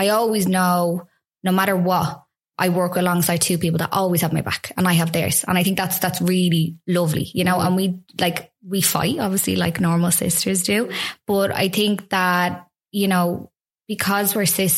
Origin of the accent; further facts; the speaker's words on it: Dublin, Leinster, Ireland; I'm from Santry